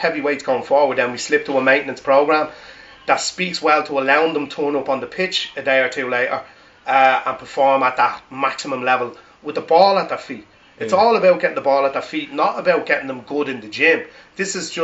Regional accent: Ireland; I'm from Jonestown

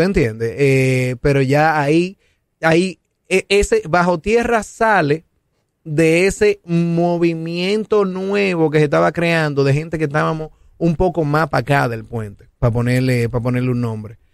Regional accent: Santo Domingo, Distrito Nacional, Dominican Republic; yo soy de Santo Domingo

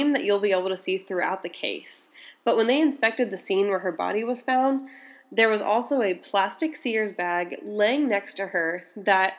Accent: Indiana, United States; Indiana, my home state

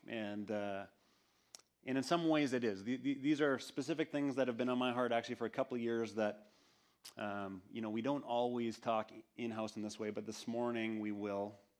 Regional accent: Canada; we went to Winnipeg, which was a, um, about a three-hour drive from my hometown.

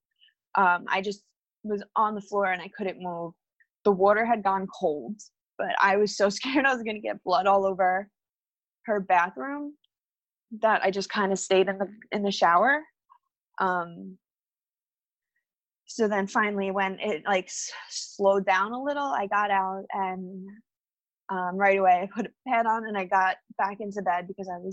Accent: New Jersey, United States; we're from New Jersey

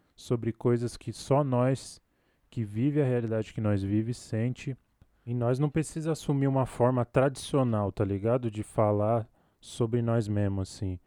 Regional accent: São Paulo, Brazil; Falo aqui da Zona Sul, Capão Redondo, Coab Adventista, Parque Fernanda, Jardim Comercial, dependendo do portão que o carteiro vai chegar. e aqui é o lugar onde eu nasci, cresci

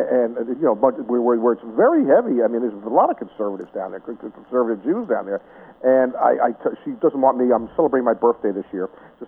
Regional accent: Union, New Jersey, United States; also born or lived in Newark, New Jersey; I grew up in Union, New Jersey. I was born in Newark.

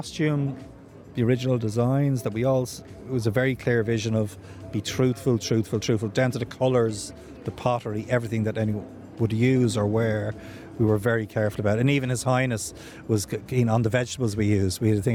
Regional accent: Ireland; I'm an Irish guy and I don't speak Arabic.

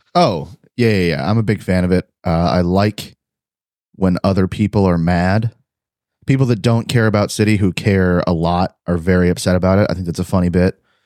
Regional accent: Cleveland, Ohio, United States; now in Texas, United States; I live in Texas doesn't mean I'm not from Cleveland, Ohio

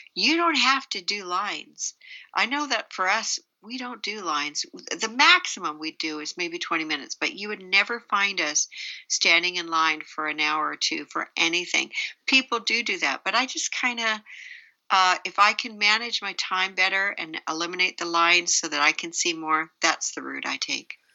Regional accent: Canada; now in United States; I'm Canadian

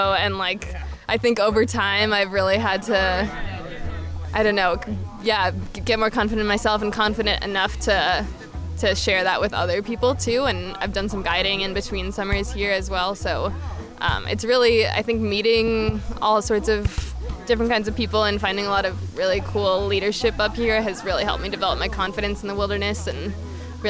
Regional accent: St. Paul, Minnesota, United States; now in Minneapolis, United States; I am originally from St. Paul, Minnesota

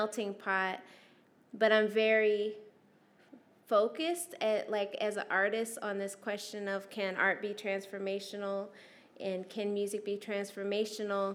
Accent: Anaheim, California, United States; also born or lived in Syracuse, New York; as a youth living in Anaheim. We moved from Syracuse, New York, from an all-black school to an all-white school.

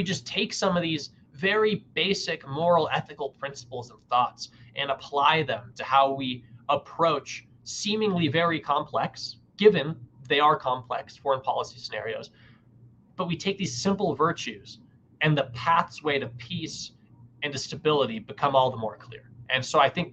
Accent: United States; as an American

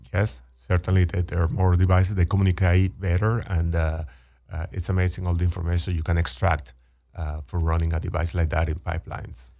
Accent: Venezuela; moved away as an adult; also born or lived in Texas; born and raised in Venezuela, went to, uh, college in, in Venezuela.

